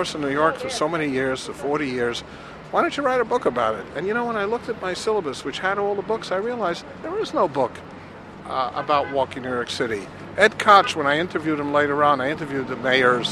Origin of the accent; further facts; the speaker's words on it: Switzerland; English is a second language; moved away; I was born in Switzerland, and I also did not speak English. Now I know English, a little bit